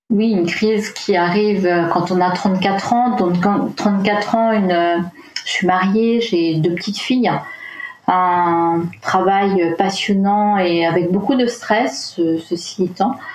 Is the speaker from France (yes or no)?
yes; Brittany, France; Je viens de Bretagne, du fond de la Bretagne intérieure, dirons-nous.